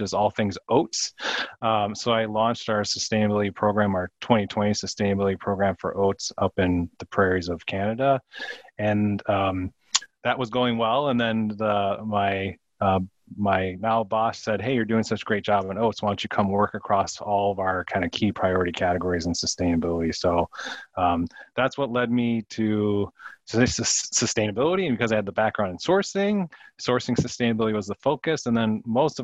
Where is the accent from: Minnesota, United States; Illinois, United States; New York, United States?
Minnesota, United States; St. Paul; moved away as an adult; I born and raised in St. Paul, Minnesota. And so I grew up in the city